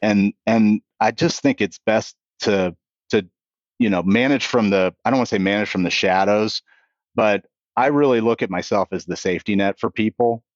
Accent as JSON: {"language": "English", "town": "Kansas City", "region": "Kansas", "country": "United States", "tie": "born or raised there", "moved": "as an adult", "lives_now": "New Albany, United States", "said": "I grew up in, uh, Kansas City. I was born on the Missouri side and, and grew up on the Kansas side"}